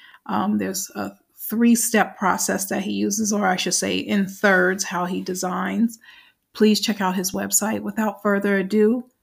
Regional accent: New York, United States; accent: New York; That's my New York accent

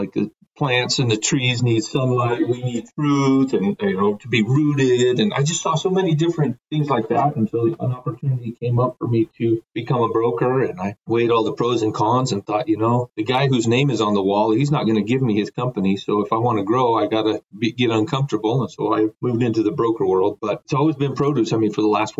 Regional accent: Guadalajara, Jalisco, Mexico; moved away; also born or lived in Bend, Oregon, United States; I was born in Bend, Oregon, but my parents are evangelical missionaries down in Mexico. And so we moved down there when I was 2. And interestingly enough, we literally lived 3 blocks away from the produce terminal market in Guadalajara

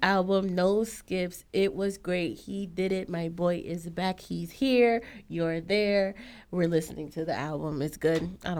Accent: New York, United States; even though I'm from New York

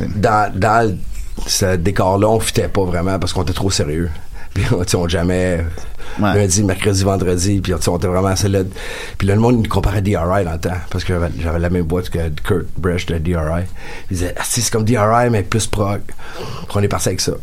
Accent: Beloeil, Quebec, Canada; mon frère et moi, on vient de Belleuil.

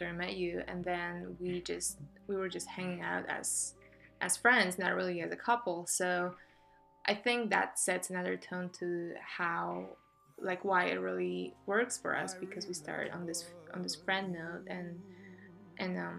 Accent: Poland; English is a second language; moved away; I'm from Poland

